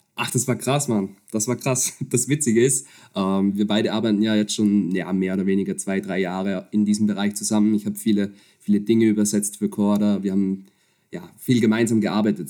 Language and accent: German; Upper Austria, Austria; moved away as an adult; also born or lived in Vienna; now in Netherlands; ich bin, bin Österreicher, äh, komme aus, ursprünglich aus der Region Oberösterreich